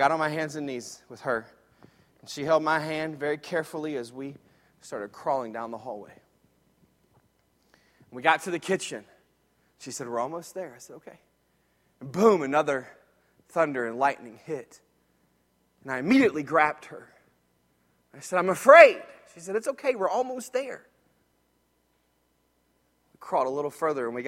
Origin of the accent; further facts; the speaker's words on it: Jacksonville, Florida, United States; When I was a little boy, I grew up in Jacksonville, Florida